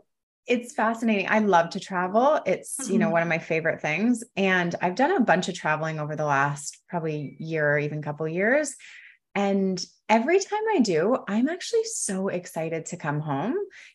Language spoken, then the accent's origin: English; London, Ontario, Canada; now in Costa Rica; I grew up in London, Ontario, for any Canadians over there.